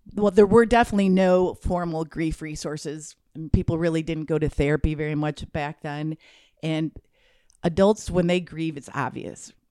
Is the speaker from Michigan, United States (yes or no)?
yes; Michigan, United States; I grew up in Michigan